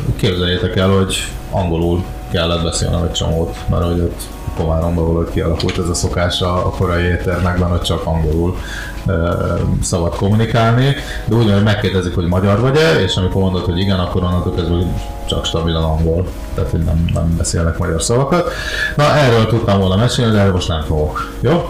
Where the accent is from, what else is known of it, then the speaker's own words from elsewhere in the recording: Hungary; megkérdezték, hogy magyar vagyok-e